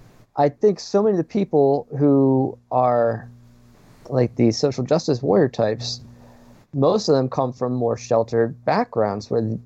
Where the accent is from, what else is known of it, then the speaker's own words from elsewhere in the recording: Quarryville, Pennsylvania, United States; I grew up in Lancaster County, PA, which, if you know anything about Lancaster County, like really, but you grow up there and you're not white, because it's a very homogenous area.